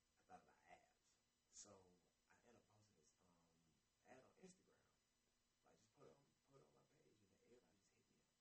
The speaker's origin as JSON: {"language": "English", "town": "Atlanta", "region": "Georgia", "country": "United States", "tie": "born or raised there", "also_born_or_lived": "Brooklyn, New York / Panama (ancestry)"}